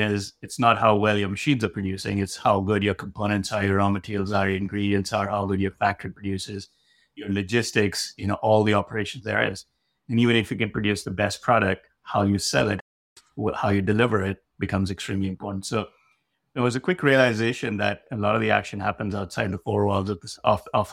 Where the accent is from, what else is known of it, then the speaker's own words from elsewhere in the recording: India; moved away as an adult; also born or lived in Delhi, India / Madison, Wisconsin, United States; now in United States; I was born in India, spent my formative years back there